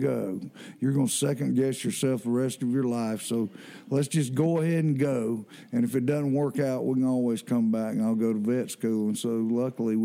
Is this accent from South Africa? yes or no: no; Athens, Georgia, United States; I was from Athens, so the university was just right across town